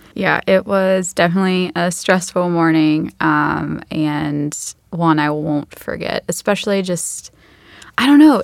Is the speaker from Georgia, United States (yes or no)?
yes; Macon, Georgia, United States; I grew up in Macon, Georgia